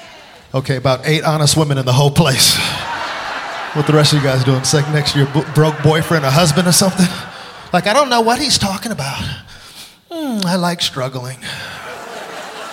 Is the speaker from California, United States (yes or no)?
yes; Los Angeles, California, United States; It was tough growing up on the West Coast